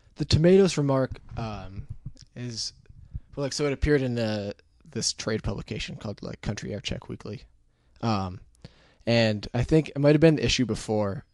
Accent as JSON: {"language": "English", "region": "Connecticut", "country": "United States", "tie": "born or raised there", "moved": "as an adult", "lives_now": "New York, United States", "said": "it's on, like, the Rhode Island, Connecticut border, like that side of Connecticut"}